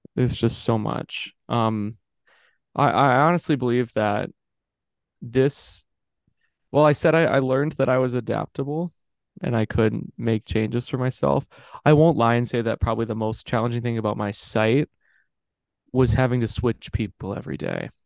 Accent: Minnesota, United States; moved away as an adult; now in Des Moines, United States; I'm in I'm in Minnesota, like I'm in my hometown, I'm in my house, and I've loved living with my parents

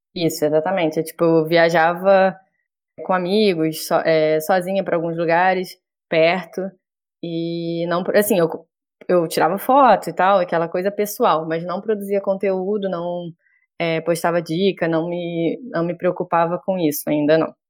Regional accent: Rio de Janeiro, Brazil; eu sou do Rio

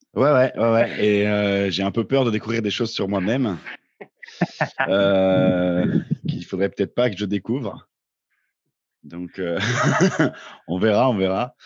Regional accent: Vosges / Jura, Grand Est, France; c'est pas loin de là d'où je viens aussi, les Vosges

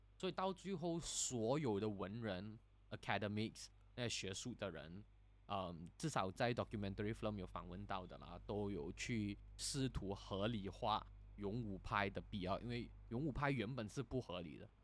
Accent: Kuala Lumpur, Malaysia; now in Singapore; 因为我们吉隆坡人是会讲香港话的嘛，所以，不，是会讲广东话的嘛

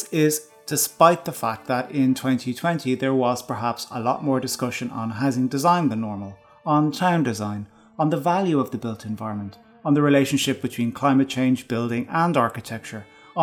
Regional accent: Ireland; us as Irish people

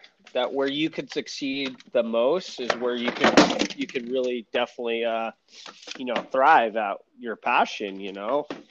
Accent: California, United States; also born or lived in Hawaii; most definitely.

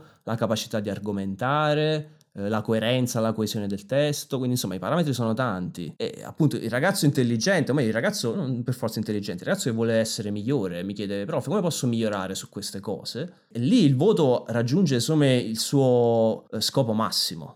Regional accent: Naples, Campania, Italy; sono napoletano

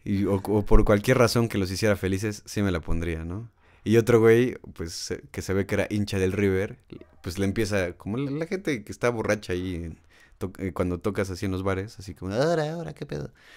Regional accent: Mexico; aquí el problema en México

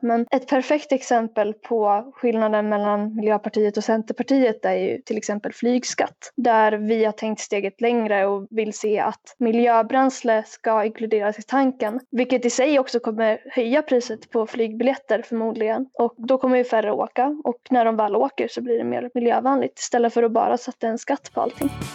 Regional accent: Rättvik, Dalarna County, Sweden; now in Falun, Sweden; jag kommer ju från Rättvik egentligen, jag bor i Falun nu

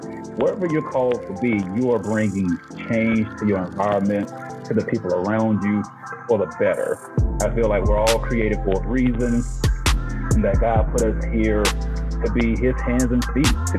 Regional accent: Macon, Georgia, United States; now in Colorado, United States; I am from Macon, Georgia, born and raised, but I now reside in Colorado

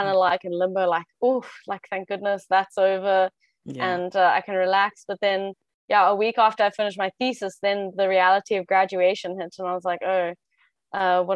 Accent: South Africa; now in Brussels, Belgium; I'm South African, but I have Spanish nationality because my mom is Spanish

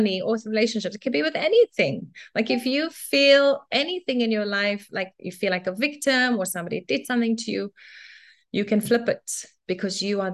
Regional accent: Cape Town, Western Cape, South Africa; I was born and raised in South Africa in Cape Town in the 70s.

